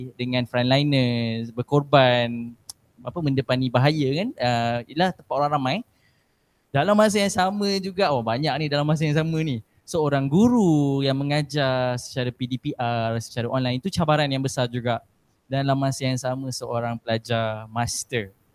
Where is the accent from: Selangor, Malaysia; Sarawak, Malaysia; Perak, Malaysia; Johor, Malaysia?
Perak, Malaysia; Sitiawan; moved away; negeri kelahiran saya ni bangga rindu sangat nak balik ke kampung saya di Setiawan Perak.